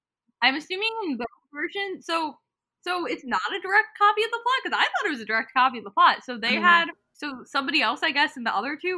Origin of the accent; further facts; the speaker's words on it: United States; I just relate to Nina because we're both American.